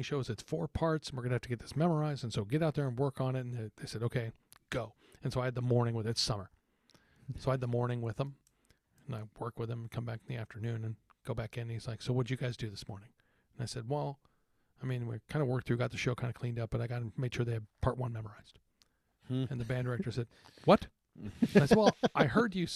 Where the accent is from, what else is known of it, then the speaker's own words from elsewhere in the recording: Texas, United States; moved away; growing up in Texas